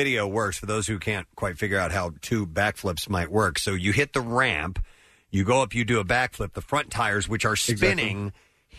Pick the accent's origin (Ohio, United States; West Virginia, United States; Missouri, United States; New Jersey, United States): Missouri, United States; St. Louis; moved away; I grew up in St. Louis, and in North St. Louis County is where Bigfoot came from.